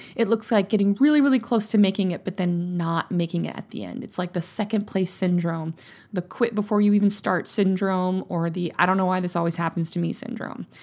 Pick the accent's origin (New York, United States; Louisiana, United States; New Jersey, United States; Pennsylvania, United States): Louisiana, United States; now in Texas, United States; I grew up in Louisiana.